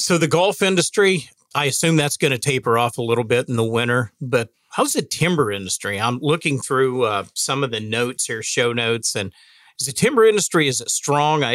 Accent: Northwest Oklahoma, United States; I'm from Northwest Oklahoma

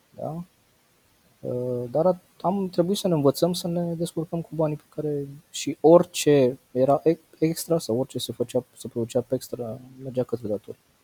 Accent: Bacău, Bacău County, Romania; eu sunt din Bacău. Am uh, păscut oile până la 18 ani

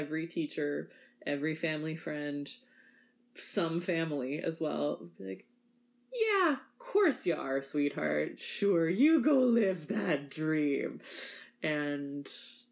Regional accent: Winnipeg, Manitoba, Canada; So I'm a prairie girl, born and raised in Winnipeg, Manitoba

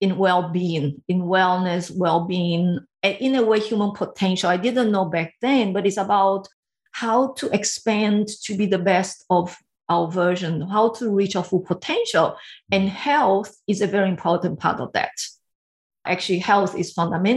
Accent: Brazil; English is a second language; moved away as an adult; also born or lived in Taiwan; now in Sydney, Australia; I grew up in Brazil

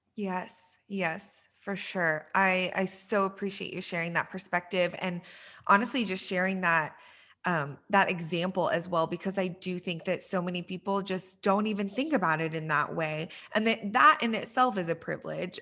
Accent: Texas, United States; also born or lived in Iran; I'm from Texas

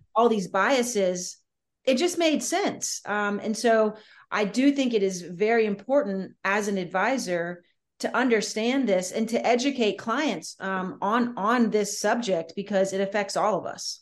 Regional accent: Southern Louisiana, United States; I'm from Southern Louisiana

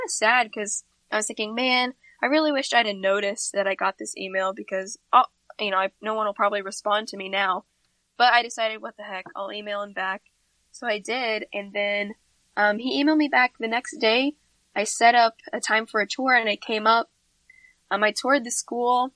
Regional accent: Missouri, United States; I'm still in Missouri.

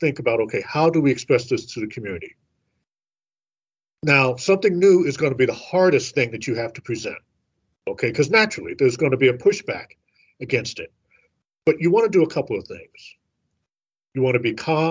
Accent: St. Louis, Missouri, United States; I'm from St. Louis

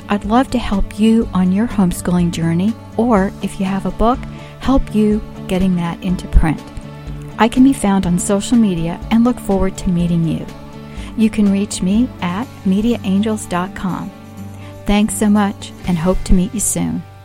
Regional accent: Florida, United States; we are from Florida

